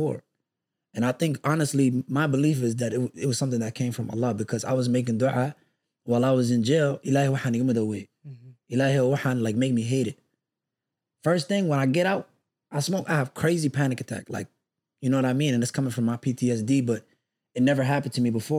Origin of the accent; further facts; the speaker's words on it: Minneapolis, Minnesota, United States; also born or lived in Texas; Growing up in Minneapolis